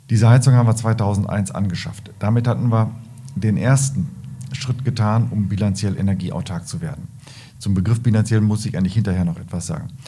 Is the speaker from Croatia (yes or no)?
no; Lahde, North Rhine-Westphalia, Germany; born there; ich bin in, in Lade geboren, an der Bahnstrecke und da wurden, äh, wurde eine Straße gebaut, die B482